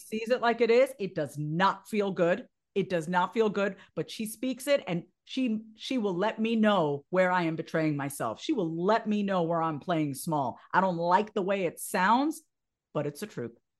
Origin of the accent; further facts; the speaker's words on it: Long Island, New York, United States; I grew up on Long Island. I'm a first generation Indian immigrant.